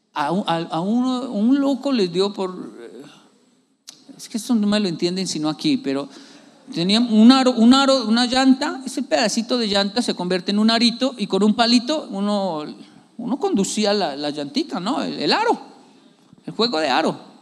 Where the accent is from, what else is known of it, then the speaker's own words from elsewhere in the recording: Bogotá, Colombia; uno que es de barrio